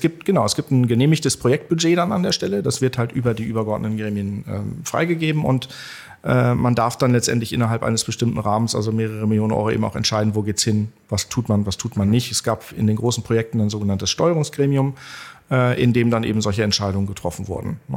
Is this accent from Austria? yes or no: no; Barsinghausen, Lower Saxony, Germany; also born or lived in Bad Nenndorf / Hanover; ich bin Hannoveraner, also ich bin ähm, Allerdings auch nicht in Hannover direkt geboren, sondern in Basinghausen